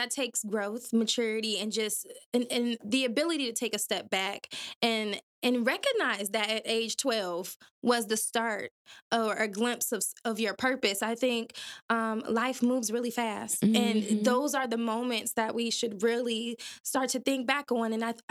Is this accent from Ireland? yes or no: no; Detroit, Michigan, United States; now in Grand Rapids, United States; we are both transplants based in Grand Rapids, Michigan, but we're not from here. We are from Detroit City, okay?